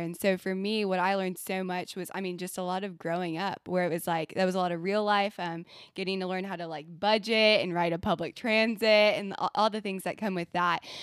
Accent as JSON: {"language": "English", "region": "Texas", "country": "United States", "tie": "born or raised there", "moved": "as an adult", "lives_now": "Virginia, United States", "said": "so I'm from Texas"}